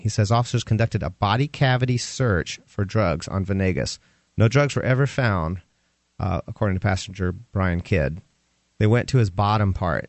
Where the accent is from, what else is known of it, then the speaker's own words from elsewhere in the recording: Atlanta, Georgia, United States; moved away; In Atlanta, which is my hometown